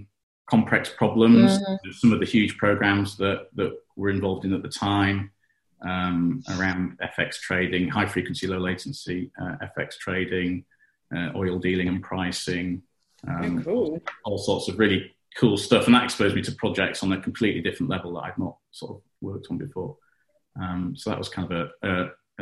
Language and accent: English; York, Yorkshire and the Humber, United Kingdom; moved away as an adult; also born or lived in Cambridge; my hometown of York